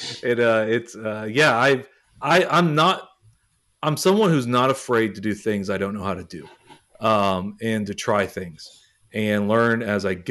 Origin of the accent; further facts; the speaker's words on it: Texas, United States; moved away as an adult; also born or lived in Nashville; I grew up in Texas.